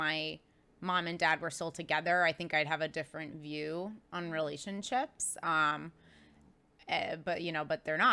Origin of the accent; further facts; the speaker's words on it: Cobleskill, New York, United States; moved away as an adult; also born or lived in Florida; now in Boston, United States; I grew up in this little tiny town in upstate New York